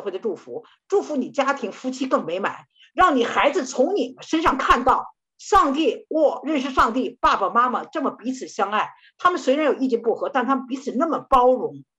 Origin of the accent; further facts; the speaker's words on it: China; 我们中国人